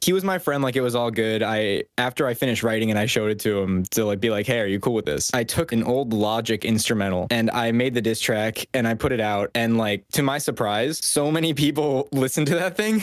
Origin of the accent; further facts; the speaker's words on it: Westchester County, New York, United States; I grew up in New York, a little bit above New York City in a county called Westchester